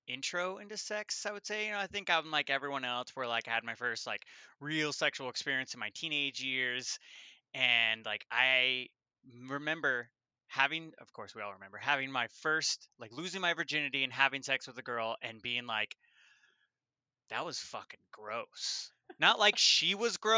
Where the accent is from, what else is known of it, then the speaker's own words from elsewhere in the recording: Colorado, United States; moved away as an adult; now in Washington, United States; I moved from Colorado, born and raised out there in my 30s. I've been here in Washington for about 6 years.